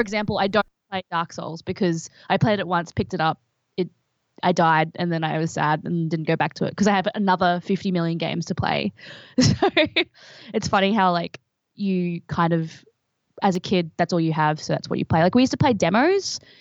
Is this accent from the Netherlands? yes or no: no; Brisbane, Queensland, Australia; I'm from Brisbane in Queensland, which is a small city